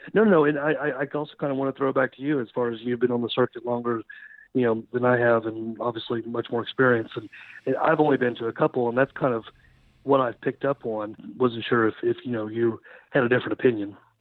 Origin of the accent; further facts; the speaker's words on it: Beggs, Oklahoma, United States; now in Bartlesville, United States; I'm originally from Beggs, Oklahoma. So lived in Oklahoma my whole life.